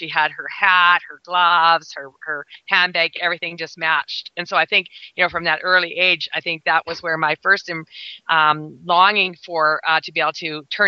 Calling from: Black Falls, Alberta, Canada; I'm broadcasting today from Black Falls, Alberta, Canada.

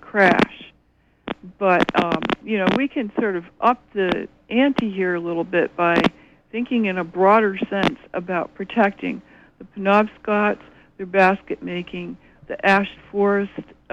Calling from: Orono, Maine, United States; I'm calling from Orono

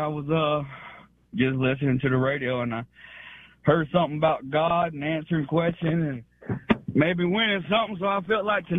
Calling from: Tallahassee, Florida, United States; Calling from Tallahassee, Florida.

